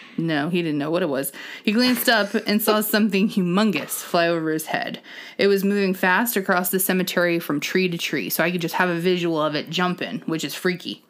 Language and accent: English; Ohio, United States; We are from Ohio